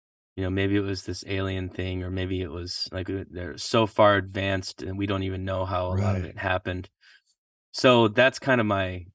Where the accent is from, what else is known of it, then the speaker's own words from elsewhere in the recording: Michigan, United States; I'm from Michigan